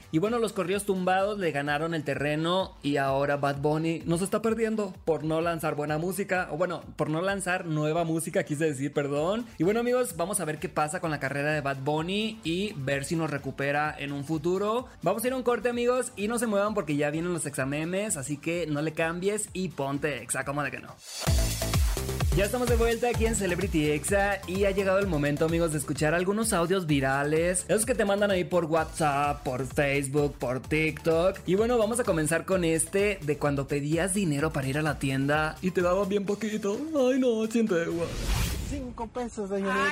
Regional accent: Sinaloa, Mexico; Soy de Sinaloa

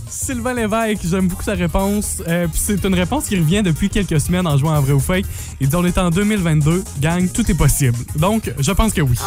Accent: Amqui, Quebec, Canada; also born or lived in Saguenay; chez nous à Amqui

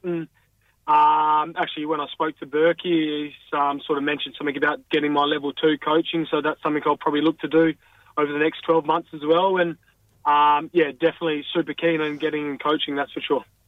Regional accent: country Western Australia, Australia; moved away; finishing the footy year back home in the bush and playing for my hometown team

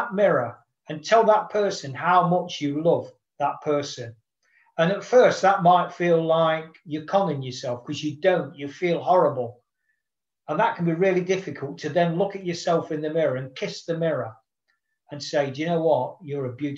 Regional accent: United Kingdom; as a Brit

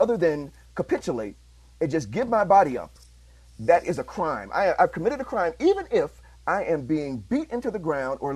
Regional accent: Chicago, Illinois, United States; I'm from Chicago.

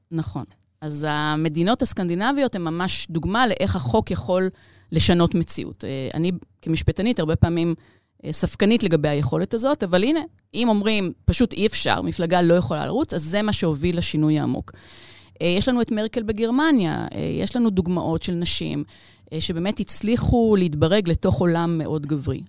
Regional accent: Israel

